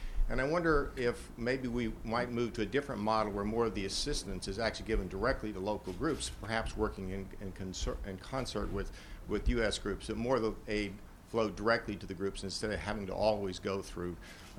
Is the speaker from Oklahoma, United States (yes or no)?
yes; Oklahoma, United States; I'm from Oklahoma